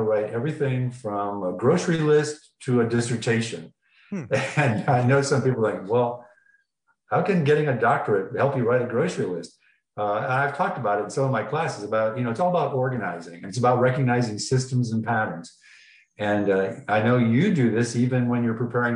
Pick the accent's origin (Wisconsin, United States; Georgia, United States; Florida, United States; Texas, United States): Florida, United States; moved away as an adult; also born or lived in Chicago / New York / San Diego; now in Kyiv, Ukraine; I grew up in Florida